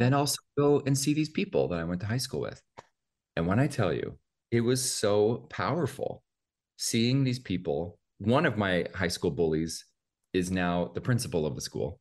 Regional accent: Oldtown, Idaho, United States; moved away; also born or lived in Spokane, Washington; I grew up about forty-five miles away from there in a little town called Old Town, Idaho

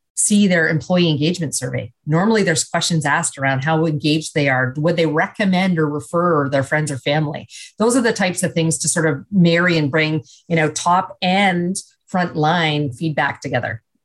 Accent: Canada; now in United States; as a Canadian now living uh, in the US

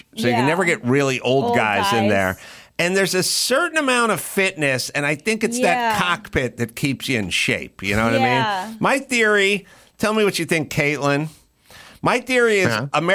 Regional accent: Los Angeles, California, United States; I grew up in North Hollywood

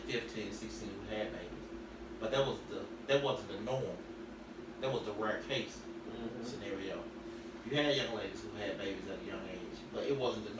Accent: Hawthorne, United States; I grew up down in Hawthorne. I grew up on the back road

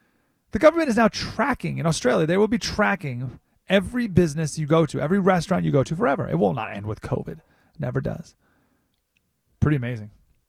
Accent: Canada; at least us in Canada. They have a football league. Right? We play hockey.

